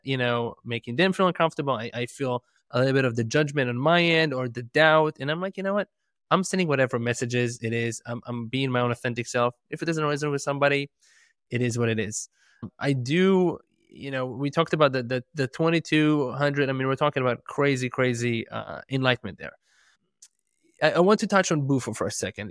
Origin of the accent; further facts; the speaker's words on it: Israel; moved away; I'm, I'm from Israel originally.